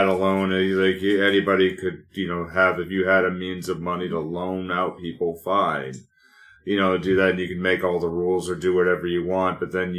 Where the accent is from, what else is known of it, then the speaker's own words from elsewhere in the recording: Fall River, Massachusetts, United States; He goes, "Where are you from?" And I don't know, Fall River, Massachusetts.